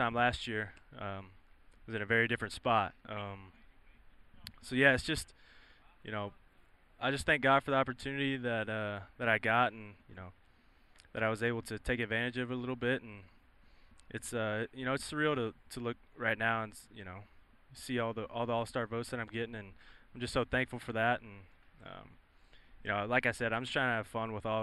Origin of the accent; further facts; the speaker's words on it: Irving, Texas, United States; moved away; going back to my hometown